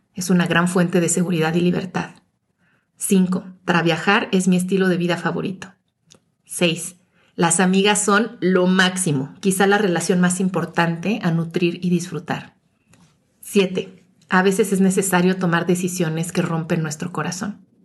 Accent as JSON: {"language": "Spanish", "region": "Mexico City", "country": "Mexico", "moved": "as an adult", "said": "regresé a la Ciudad de México, mi ciudad de origen"}